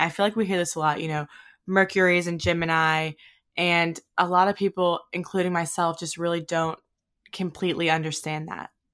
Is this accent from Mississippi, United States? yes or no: yes; Mississippi, United States; moved away as an adult; also born or lived in Hawaii; we're from Mississippi, but I moved to Hawaii after college